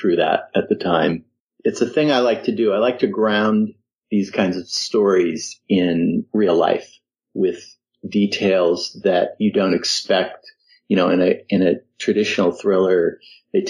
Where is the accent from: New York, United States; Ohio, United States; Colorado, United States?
Colorado, United States; Denver; moved away; I grew up in Colorado